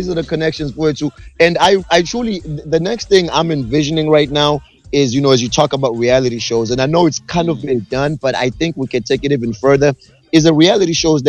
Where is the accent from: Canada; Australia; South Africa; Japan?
South Africa; now in United States; I remember growing up in South Africa